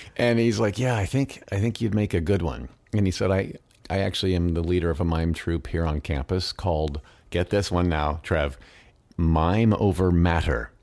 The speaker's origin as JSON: {"language": "English", "region": "Midwest", "country": "United States", "tie": "born or raised there", "said": "growing up in the Midwest"}